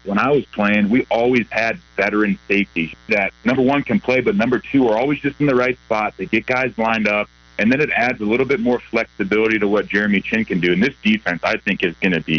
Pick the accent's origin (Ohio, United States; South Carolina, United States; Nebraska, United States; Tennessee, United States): Ohio, United States; Cincinnati; I'm from Cincinnati.